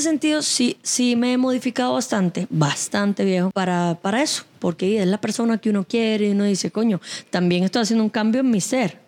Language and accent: Spanish; Cuba; now in Costa Rica; Yo soy de Cuba